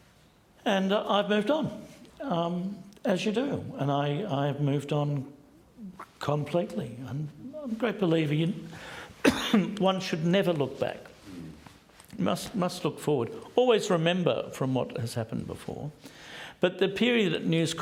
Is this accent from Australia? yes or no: yes; Australia; I am Australian